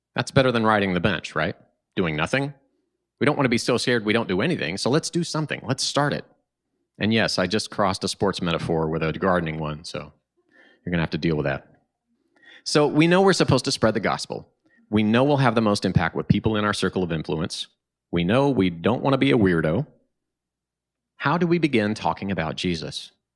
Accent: Tulsa, Oklahoma, United States; now in Chicago, United States; my hometown of Tulsa, Oklahoma.

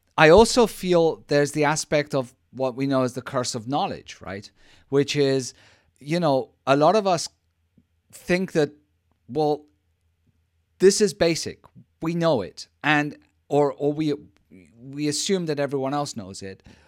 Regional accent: Spain; I'm from Spain.

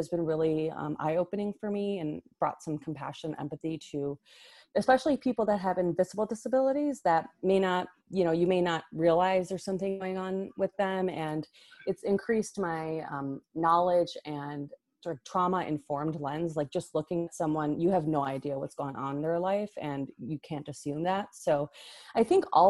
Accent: Hoffman Estates, Illinois, United States; now in Los Angeles, United States; I grew up in the northwest suburbs in Hoffman Estates near Schaumburg.

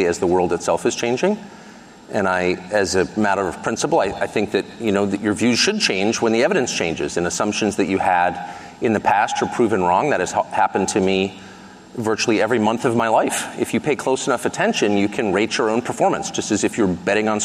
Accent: United States; the America that I grew up

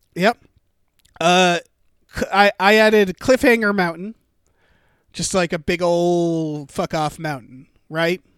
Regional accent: Massachusetts, United States; Massachusetts, my home state.

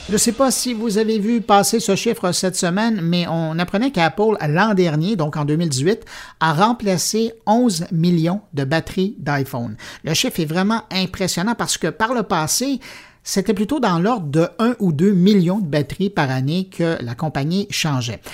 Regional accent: Montreal, Quebec, Canada; chez nous à Montréal

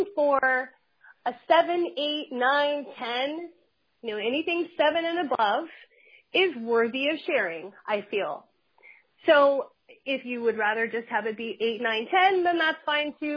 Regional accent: Huntington Beach, California, United States; I grew up in Huntington Beach playing volleyball on the sands

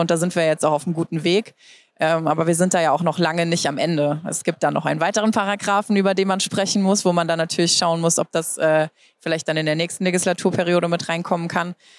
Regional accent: Germany; also born or lived in United States; bei uns in Deutschland

